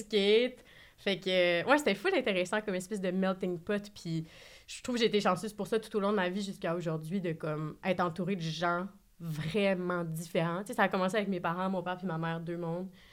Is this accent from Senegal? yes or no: no; Saguenay, Quebec, Canada; moved away; also born or lived in Montreal; je viens de Saguenay